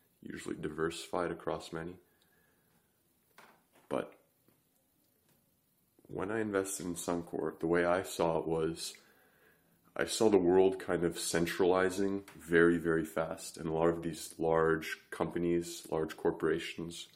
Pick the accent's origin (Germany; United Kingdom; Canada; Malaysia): Canada; I'm Canadian